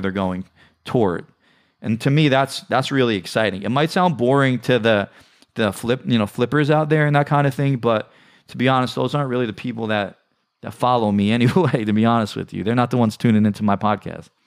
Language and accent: English; New York City, New York, United States; I grew up in the New York City area